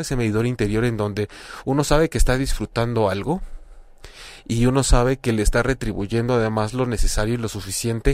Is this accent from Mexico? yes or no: yes; Mexico; lo digo como mexicano